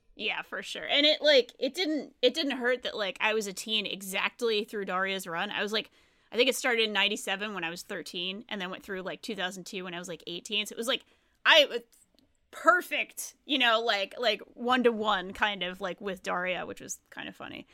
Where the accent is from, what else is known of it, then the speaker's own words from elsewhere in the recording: Rhode Island, United States; moved away; I didn't grow up in a small town, but I grew up in Rhode Island